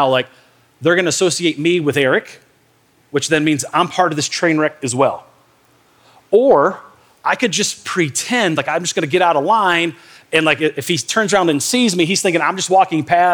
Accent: Michigan, United States; I grew up in Michigan in the north

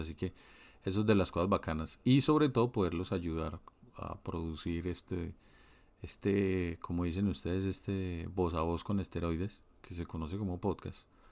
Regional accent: Colombia; moved away; Yo como colombiano que vivo en el exterior

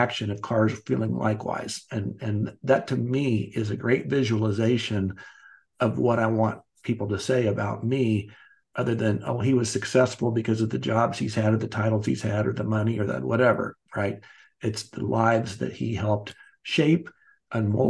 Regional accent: Wichita, Kansas, United States; also born or lived in Chicago / Dallas / Atlanta / Los Angeles; now in Kansas City, United States; I grew up in Wichita, Kansas.

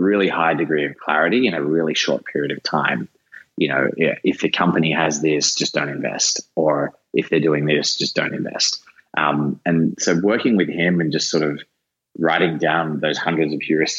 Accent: Australia; now in San Francisco, United States; being an Australian Italian

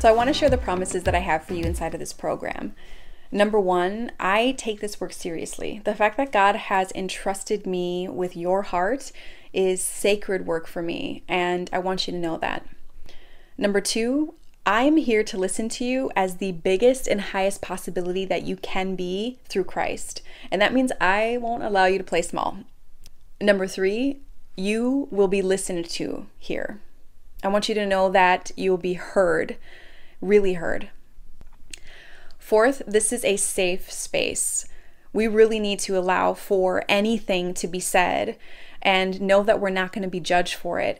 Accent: Minnesota, United States; moved away as an adult; now in Los Angeles, United States; I am born and raised in Minnesota.

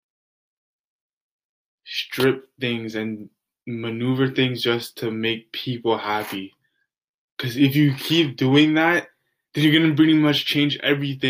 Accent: Canada; I'm Canadian

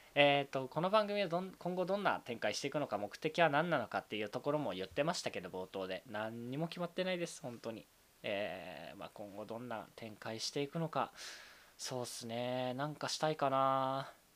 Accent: Saitama, Japan; also born or lived in Tokyo; 東京生まれ、埼玉育ち、二十四歳のサラリーマンです。

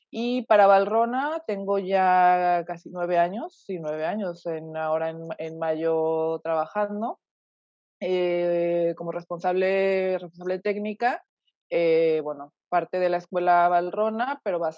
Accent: Mexico; moved away as an adult; yo soy originaria de México, eh, mexicana, bueno, de nacimiento, eh, y vivido prácticamente ahí. Bueno, ahora ya no sé, ya tengo casi, digamos, casi casi mitad y mitad también de vida, de vida afuera.

